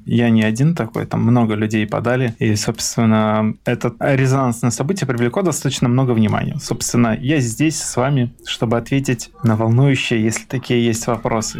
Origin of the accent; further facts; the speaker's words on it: Mogilev Region, Belarus; moved away as an adult; also born or lived in Minsk, Belarus / London, United Kingdom; Я родился в Могилевской области, Могилевский район, деревне, которая не нанесена на карту. Я учился в сельской, э, в сельской школе.